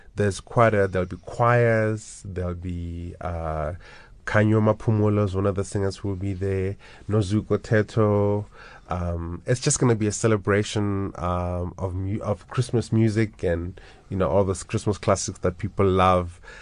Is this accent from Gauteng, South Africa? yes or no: yes; Johannesburg, Gauteng, South Africa; I was born and bred in Orlando East